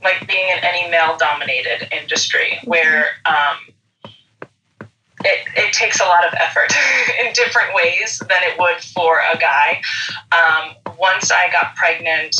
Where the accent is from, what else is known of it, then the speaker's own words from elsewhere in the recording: Long Island, New York, United States; now in Queens, United States; I grew up on Long Island